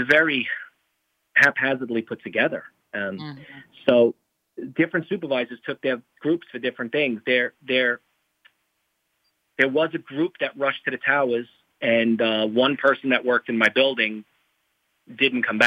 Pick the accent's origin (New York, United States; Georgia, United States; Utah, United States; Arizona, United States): New York, United States; New York City; I grew up in New York City